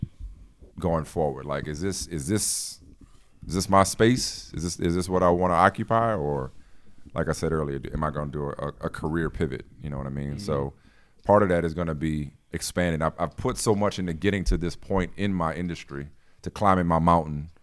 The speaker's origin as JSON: {"language": "English", "town": "New Orleans", "region": "Louisiana", "country": "United States", "tie": "born or raised there", "also_born_or_lived": "Boston / Connecticut", "moved": "as an adult", "said": "we grew up in New Orleans around the same time."}